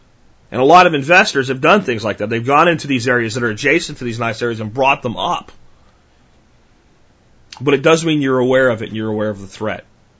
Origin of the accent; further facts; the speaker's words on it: Jacksonville, Florida, United States; also born or lived in Pennsylvania; I grew up some in Jacksonville, Florida, which is a big city and has some really bad, bad places in it, and out in the country in Pennsylvania.